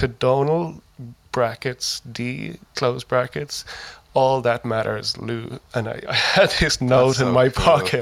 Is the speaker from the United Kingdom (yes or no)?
no; Ireland